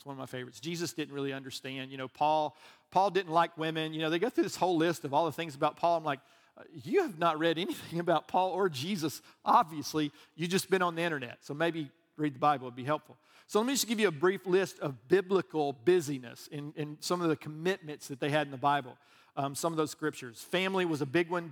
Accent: Alabama, United States; I'm from Alabama

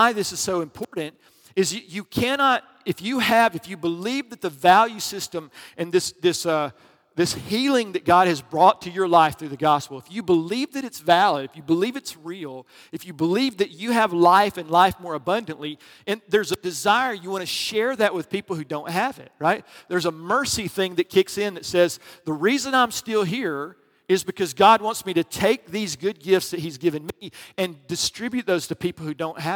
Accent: the South, United States; I grew up in the South

